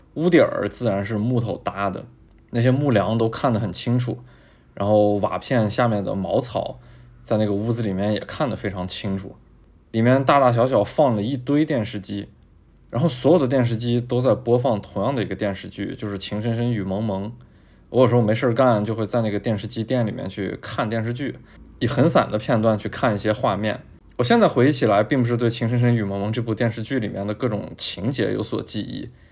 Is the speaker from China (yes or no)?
yes; Taiyuan, Shanxi, China; moved away; also born or lived in Beijing; 我从小呢是在山西省的太原市长大的，而且我们家就在银子大街的边儿上